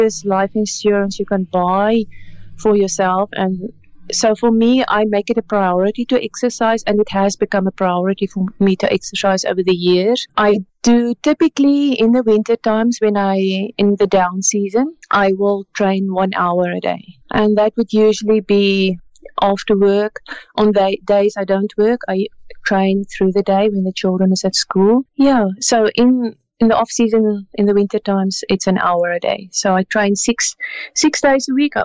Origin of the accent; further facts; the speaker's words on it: South Africa; moved away as an adult; now in Canada; we grew up in South Africa